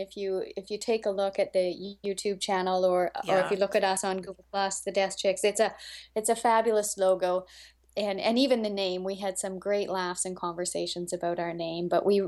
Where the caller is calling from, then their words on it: Canada; This is …, and I live right next to the Arctic Ocean in Canada. So if you know where Edmonton is and just fly straight north until you hit the Arctic Ocean, that's me